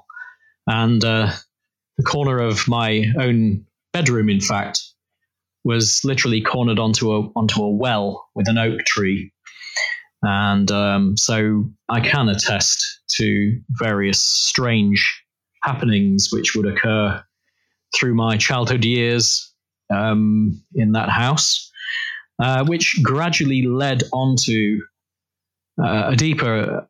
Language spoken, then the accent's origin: English; Ackworth, Yorkshire and the Humber, United Kingdom; moved away as an adult; I was born in Yorkshire in 1969, and grew up there until I finally left around about 18 years old